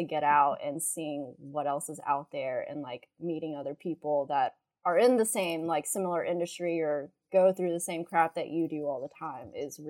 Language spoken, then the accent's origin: English; Baton Rouge, Louisiana, United States; I'm from Baton Rouge. It's not really like San Francisco or like New York and like all these big cities